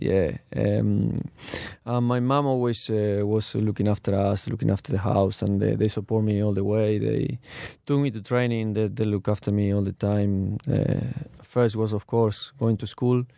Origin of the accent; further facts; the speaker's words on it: Argentina; English is a second language; moved away as an adult; also born or lived in Turkey / Mexico; now in Australia; I grew up, uh, in Argentina